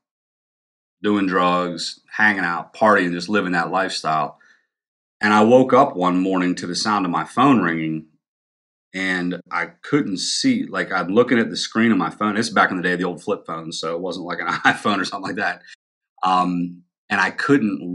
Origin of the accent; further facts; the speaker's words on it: Pennsylvania, United States; also born or lived in North Carolina; I moved back from North Carolina back to Pennsylvania.